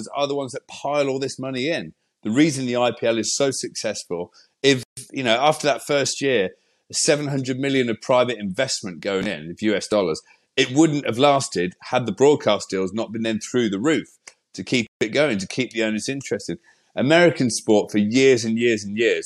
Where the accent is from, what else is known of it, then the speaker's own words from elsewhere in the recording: England, United Kingdom; we're English